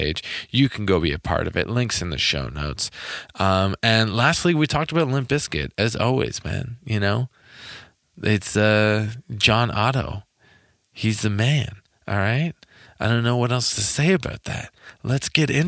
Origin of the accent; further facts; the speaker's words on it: Toronto, Ontario, Canada; I'm originally from Toronto